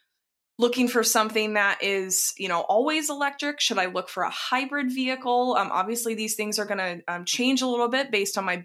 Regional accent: Dallas, Texas, United States; I grew up in Texas, and that, there were quite a lot of people who had pickup trucks that didn't necessarily need them. Now, of course, there were ranchers as well, but not quite in suburban Dallas.

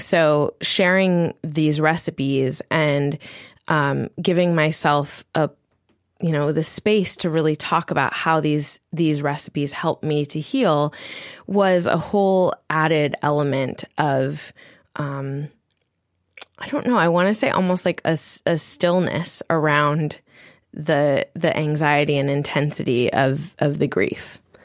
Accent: Maui, Hawaii, United States; my parents had a body care and spa product company on Maui, and so I also grew up creating with my mom

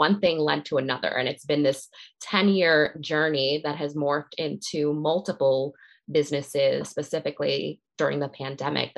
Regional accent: New York City, New York, United States; also born or lived in Massachusetts; I grew up in New York City

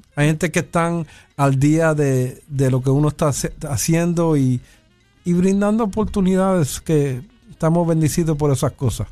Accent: New York, United States; yo soy nacido y criado en Nueva York y mayormente el 90% del tiempo estoy hablando inglés

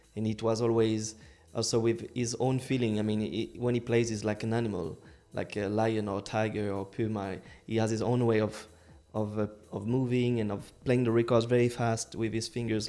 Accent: Lyon, Auvergne-Rhône-Alpes, France; English is a second language; my hometown, Lyon

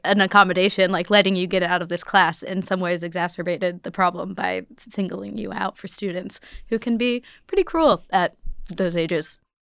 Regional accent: Arlington, Virginia, United States; I grew up in Arlington, Virginia, Northern Virginia, right outside D C

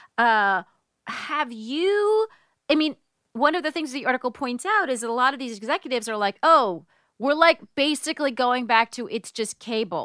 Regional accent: United States; I'm an American

